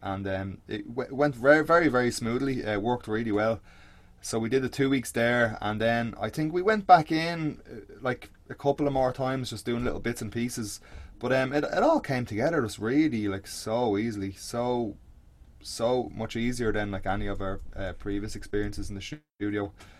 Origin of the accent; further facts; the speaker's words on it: Baldoyle, Leinster, Ireland; I'm back in my parents now, like where I grew up out in Balldoyle. So out by the sea, like kind of North Dublin